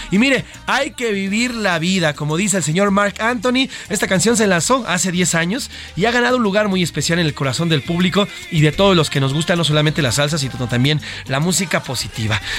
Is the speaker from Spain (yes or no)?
no; Mexico; pero es esencial para nuestra vida como mexicanos, porque ahí se definen muchísimas cosas